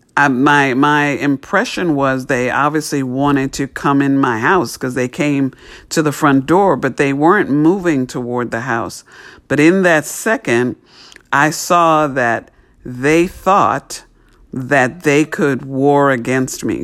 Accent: New York City, New York, United States; where I grew up in New York City

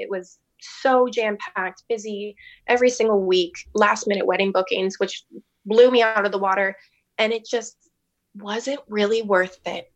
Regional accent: Hamilton, Ontario, Canada; moved away as an adult; now in St. Thomas, Canada; I'm not from Saint Thomas. I'm from Hamilton.

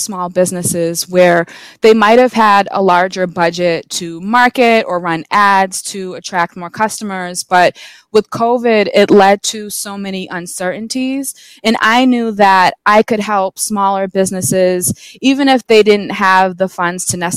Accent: Massachusetts, United States; So I'm from Massachusetts. I've lived here my entire life.

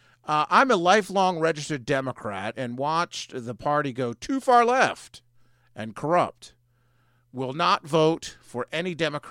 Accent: Prince George's County, Maryland, United States; I'm actually from Prince George's County, but the survey would not scroll down past MoCo.

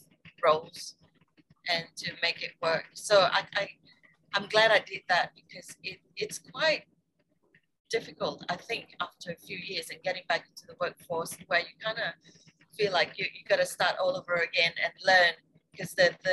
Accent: Malaysia; moved away as an adult; also born or lived in United States / Australia / Beijing, China / Shanghai, China; now in Phuket, Thailand; So I'm originally Malaysian. And I left Malaysia to study in America for 4 years.

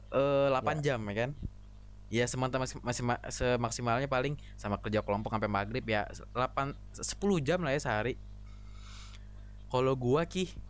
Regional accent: Jakarta, Indonesia; also born or lived in Kuningan; gue kan asli Jakarta ya Jakarta kuningan itu kira-kira 290 kilo nah gue sedih itu gue sedih jauh dari keluarga gue

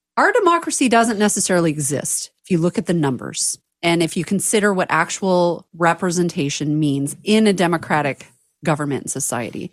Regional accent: Santa Cruz County, California, United States; also born or lived in Watsonville, California; I'm from Santa Cruz County, spent many, many years in Watsonville

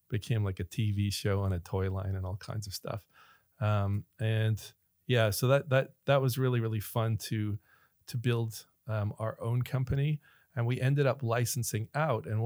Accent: Ireland; accent: American; I sound American, but I'm actually Irish. I don't have the, the whole Irish accent, but I grew up there. I was born there, went to school there.

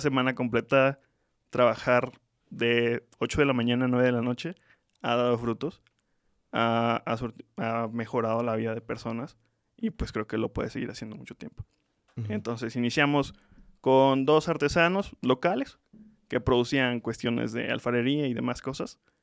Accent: Tlaxcala, Mexico; Nací en Tlaxcala

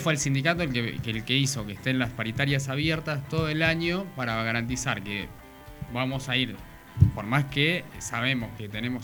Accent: Argentina; Somos argentinos

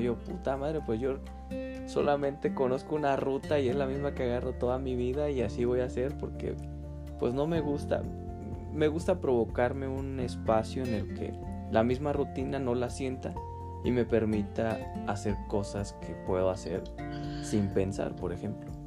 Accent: Chiapas, Mexico; now in Querétaro, Mexico; yo crecí en Chiapas

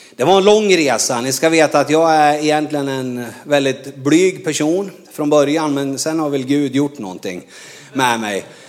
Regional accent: Norrland, Sweden; moved away as an adult; Jag är ju från Norrland

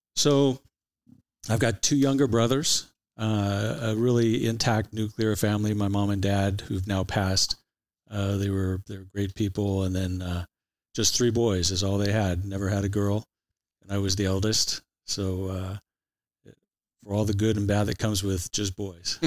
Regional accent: Santa Ana, California, United States; also born or lived in Irvine, California / Huntington Beach, California; I'm an Orange County guy for all my life. Uh, I grew up in Santa Ana till, uh, I was about a dozen years of age

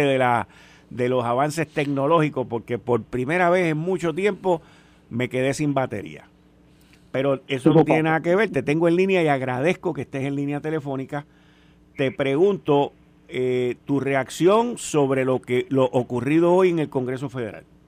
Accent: Puerto Rico; como puertorriqueño

